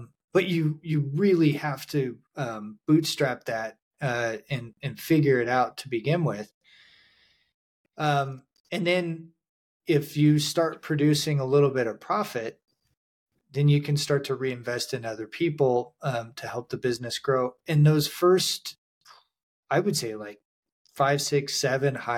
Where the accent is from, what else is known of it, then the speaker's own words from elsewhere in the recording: Montana, United States; I grew up in Montana